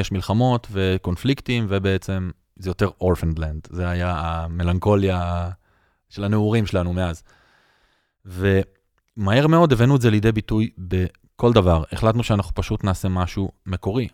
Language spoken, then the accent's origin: Hebrew; Jaffa, Tel Aviv District, Israel; אני נולדתי ביפו, ואני אוהד של מכבי יפו, וגדלתי בתוך הכור היתוך